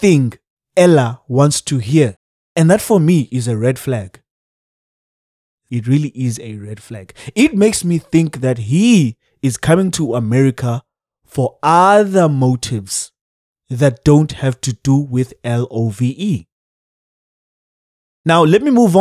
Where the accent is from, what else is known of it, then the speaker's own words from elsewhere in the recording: Cape Town, Western Cape, South Africa; I am from Gugule to Cape Town, South Africa.